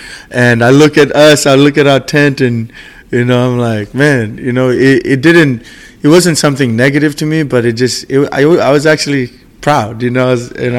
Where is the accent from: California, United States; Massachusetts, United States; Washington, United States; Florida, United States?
Washington, United States; Seattle; because we're from Seattle, you know, we grew up here, our goal is to bring the championship back home.